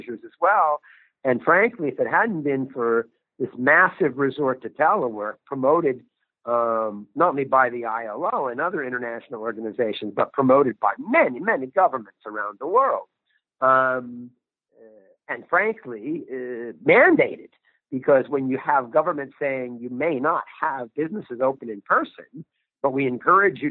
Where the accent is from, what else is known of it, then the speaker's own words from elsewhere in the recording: United States; now in Geneva, Switzerland; my home country of the United States